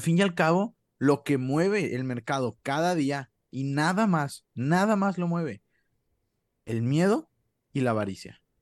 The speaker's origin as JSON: {"language": "Spanish", "country": "Mexico", "said": "nosotros que somos, pues, de México"}